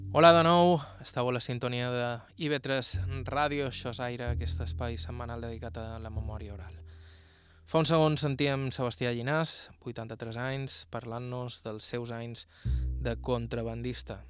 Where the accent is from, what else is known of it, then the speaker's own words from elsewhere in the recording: Serra de Tramuntana, Balearic Islands, Spain; Som de Tramuntana